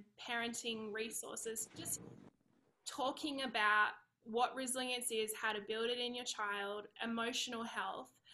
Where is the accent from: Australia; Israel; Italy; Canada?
Australia; accent: Aussie; moved away as an adult; now in California, United States; I'm Australian. I live in California. Now, we've been here for about 3 years